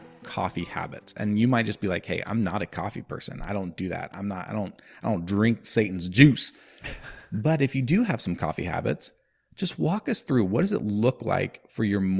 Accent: California, United States; I'm a 4th-generation California farmer, farming walnuts on fertile Concow land along the edge of the Feather River. I'm a husband and father to 2 awesome kids. I identify as a white male, and I'm loving my 30s.

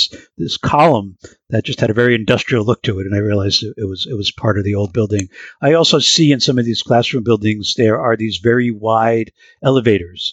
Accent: New York City, New York, United States; now in Boston, United States; I grew up in New York in the Bronx

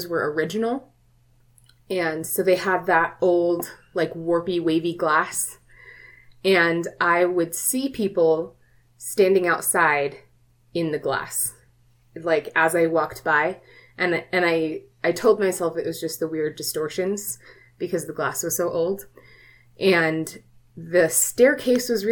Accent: Hawaii, United States; moved away; I was raised, I was born in Hawaii, and my parents raised me on stories of the Menahuni

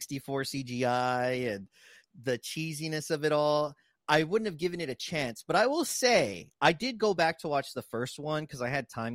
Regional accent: San Antonio, Texas, United States; I was from the south side of San Antonio.

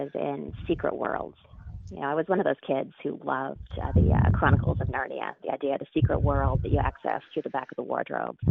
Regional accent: Denman Island, British Columbia, Canada; moved away as an adult; also born or lived in Toronto / Montreal; now in New York City, United States; left Denman Island at 18 to go to school in Toronto

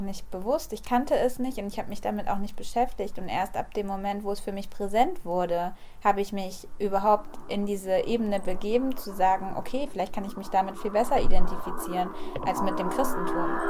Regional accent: Kassel, Hesse, Germany

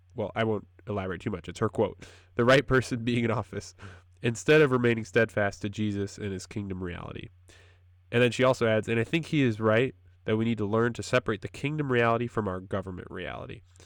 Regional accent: Wisconsin, United States; moved away as an adult; also born or lived in Wheaton, Illinois / North Carolina; I'm from Wisconsin, uh, up, dear, up in the north

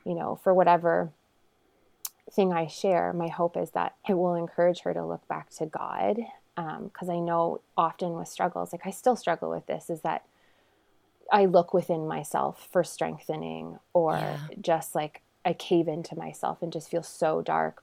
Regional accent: a small town in Ontario, Canada; I am from Canada

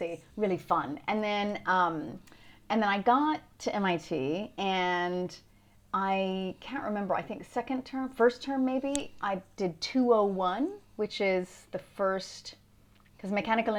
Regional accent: Louisiana, United States; moved away as an adult; also born or lived in Boston / New York; now in London, United Kingdom; I'm originally from Louisiana, actually

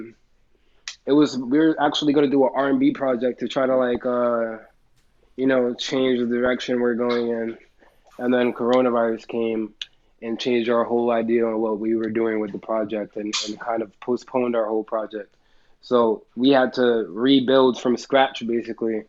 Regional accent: Jersey City, New Jersey, United States; I am a rapper from Jersey City, New Jersey

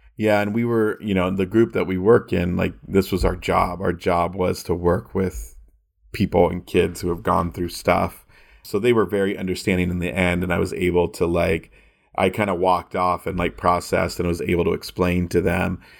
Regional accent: California, United States; I'm from California

